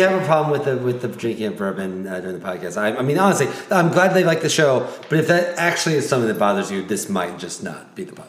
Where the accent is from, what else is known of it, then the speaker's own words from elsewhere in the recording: Central Illinois, United States; now in Athens, United States; I'm from Central Illinois.